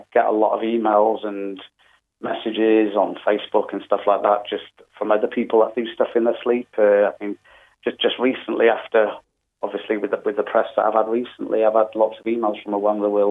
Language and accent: English; North Wales, United Kingdom; moved away; also born or lived in Australia; I'm from North Wales originally